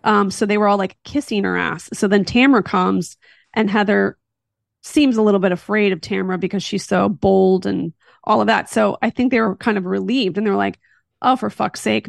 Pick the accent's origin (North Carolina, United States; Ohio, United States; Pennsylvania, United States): Pennsylvania, United States; Philadelphia; now in California, United States; I'm from Philly